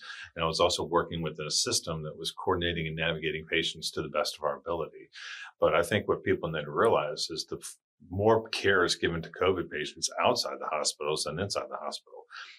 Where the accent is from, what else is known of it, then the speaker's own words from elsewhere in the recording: Charleston, South Carolina, United States; born there; And I was like, Demetra, I was born in Charleston. And she was like, oh, okay.